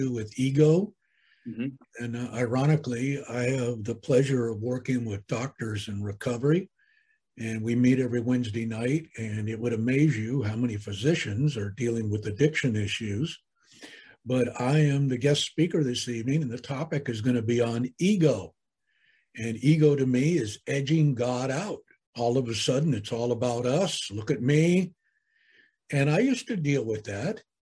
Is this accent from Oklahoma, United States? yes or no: no; California, United States; I was born and raised here in California